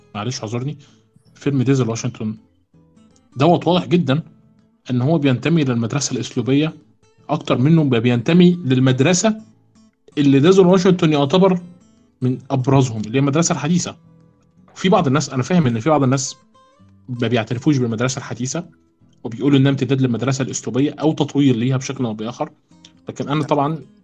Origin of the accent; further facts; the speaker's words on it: Egypt; عندنا في مصر